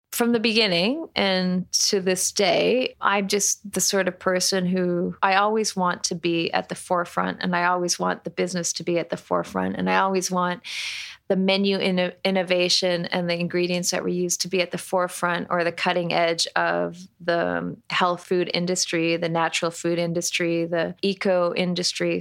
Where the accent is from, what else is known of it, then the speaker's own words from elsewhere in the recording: Toronto, Ontario, Canada; moved away; I'm Canadian. I'm from Toronto.